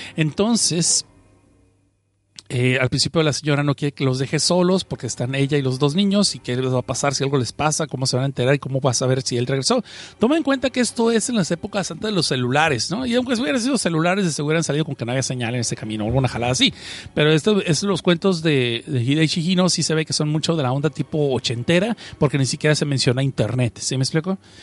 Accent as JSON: {"language": "Spanish", "town": "Mexicali", "region": "Baja California", "country": "Mexico", "tie": "born or raised there", "moved": "yes", "lives_now": "Los Angeles, United States", "said": "Yo no soy chilango, yo estoy en Los Ángeles y mm, crecí en la frontera en Mexicali"}